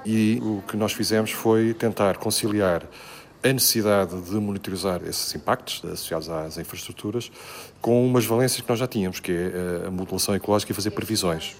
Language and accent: Portuguese; Lisbon, Portugal; moved away as an adult; also born or lived in Coimbra; now in Vila Real, Portugal; embora eu seja um alfacinho, sou, sou de Lisboa